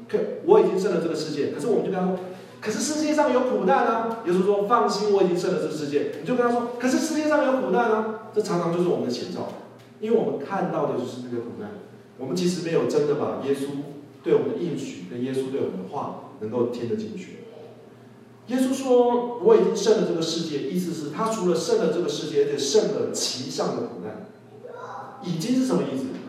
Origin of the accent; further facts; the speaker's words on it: Taiwan; 我们台湾人